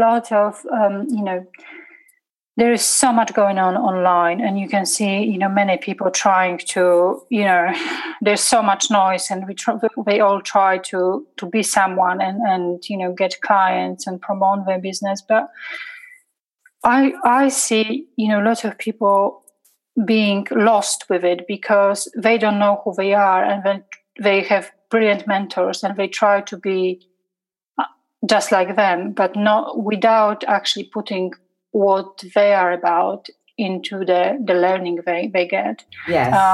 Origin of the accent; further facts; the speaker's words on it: Poland; English is a second language; moved away as an adult; now in England; I'm coming from a very Catholic, 98% of Polish people are Catholic and they go to, church on Sunday